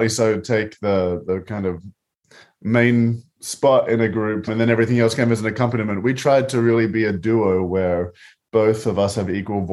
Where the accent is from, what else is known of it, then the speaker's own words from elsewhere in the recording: Australia; moved away; As an Australian